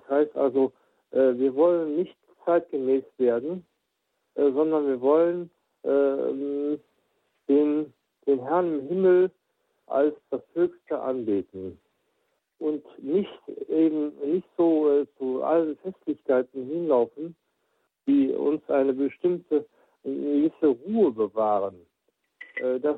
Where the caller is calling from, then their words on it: Kempen, North Rhine-Westphalia, Germany; ich komme aus Kempen am Niederrhein.